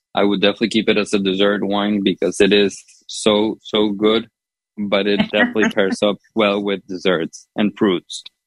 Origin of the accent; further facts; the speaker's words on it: Honduras; now in United States; growing up in Honduras, but also here in the States